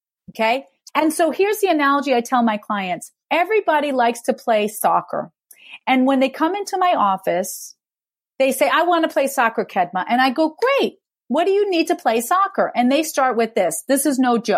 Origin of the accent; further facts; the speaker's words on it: New York, United States; I'm a New Yorker